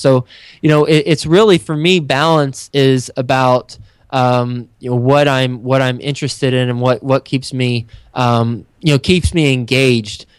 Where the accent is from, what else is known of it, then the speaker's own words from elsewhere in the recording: Texas, United States; moved away as an adult; also born or lived in Flint, Michigan / New York City; Friday Night Lights was my high school